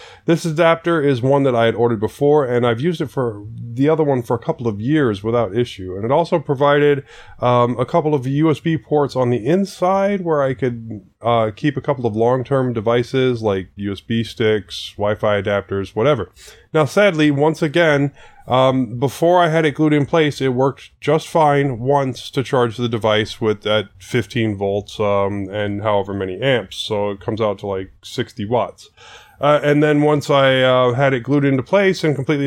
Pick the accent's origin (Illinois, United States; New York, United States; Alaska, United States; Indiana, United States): Alaska, United States; I was born in Alaska.